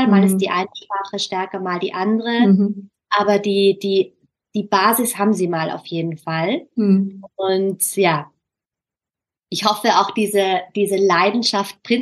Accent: Austria; ich mich so ertappt, dass ich halt immer mein österreichisches Deutsch anpasse, ja. weil man irgendwie auch als Österreicher vielleicht die Erfahrung gemacht hat

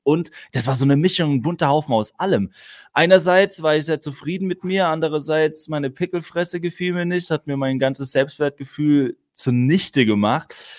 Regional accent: Neustadt an der Weinstraße, Rhineland-Palatinate, Germany; also born or lived in Mannheim; Ich bin die ersten acht Lebensjahre äh, in Mannheim aufgewachsen, dann haben sich meine Eltern getrennt. Dann ist Mama mit ihren drei Kindern in die Pfalz gezogen, Neustadt an die Weinstraße. Dort haben wir dann bis zu meinem 16. Lebensjahr, also acht Jahre dort auf dem Dorf gelebt

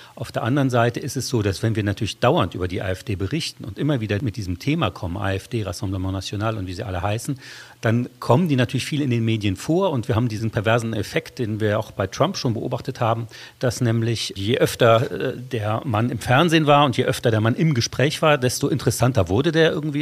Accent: Saarland, Germany; meine Heimatregion, das Saarland

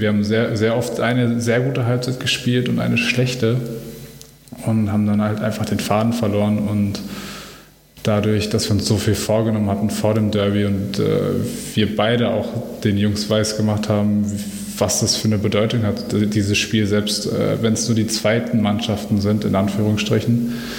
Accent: Dortmund, North Rhine-Westphalia, Germany; ich bin Dortmunder Junge, ich komme aus Dortmund.

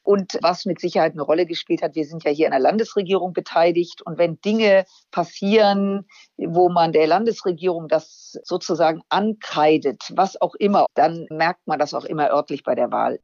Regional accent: Germany; als Deutsche

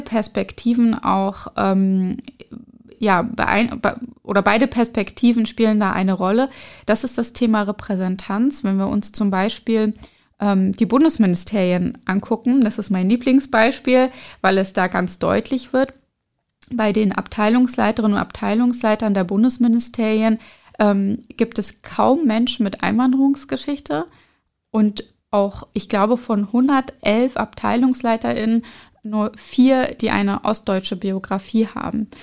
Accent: Schwerin, Mecklenburg-Vorpommern, Germany; German is a second language; moved away as an adult; also born or lived in Berlin; in meiner Jugend in Schwerin

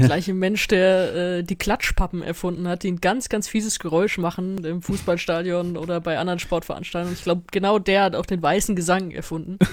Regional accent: Mainz, Rhineland-Palatinate, Germany; Ich bin in Mainz zur Schule gegangen

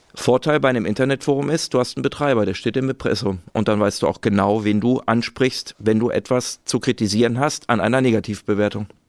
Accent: Ruhr area, North Rhine-Westphalia, Germany; ich bin aus dem Ruhrgebiet

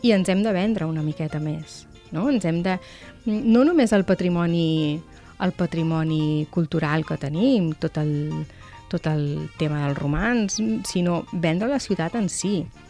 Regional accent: Manlleu, Catalonia, Spain; now in Tarragona, Spain; jo vinc de Manlleu

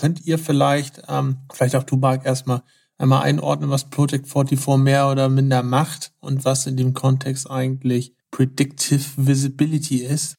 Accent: Hamburg, Germany; Wir kommen ja beide aus Hamburg

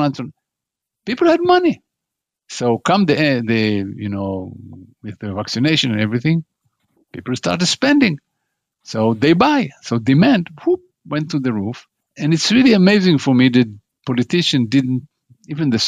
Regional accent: United States; As an American

